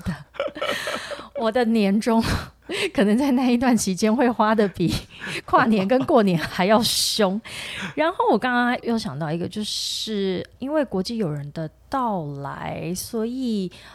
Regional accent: southern Taiwan, Taiwan; moved away; 我小时候在，因为在南部

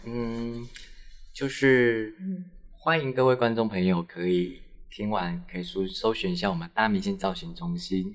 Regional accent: Taiwan; moved away as an adult; 台湾这一块土地，因为毕竟嗯。是是我的家乡啊

